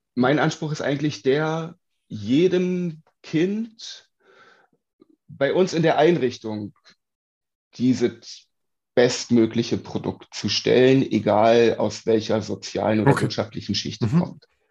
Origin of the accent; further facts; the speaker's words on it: Uckermark, Brandenburg, Germany; now in Berlin, Germany; komme ursprünglich aus der Uckermark, ähm, habe sehr viel Zeit bei meinen Großeltern auf dem Dorf verbracht